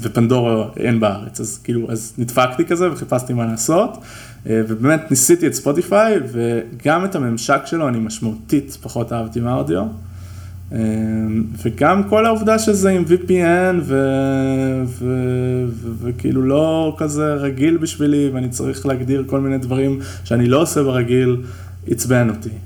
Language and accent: Hebrew; Israel; אנחנו ישראלים